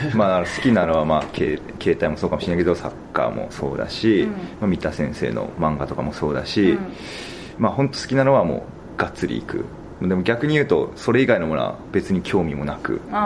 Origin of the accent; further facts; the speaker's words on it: Sapporo, Hokkaido, Japan; moved away; 地元が札幌なんでコンサドーレ札幌のガチファンで